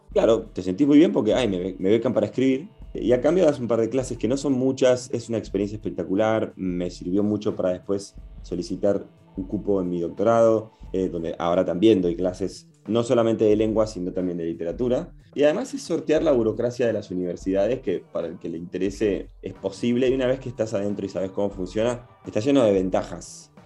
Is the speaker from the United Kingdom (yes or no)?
no; Argentina; moved away as an adult; now in Chicago, United States; cuando vas afuera, ah, sos el argentino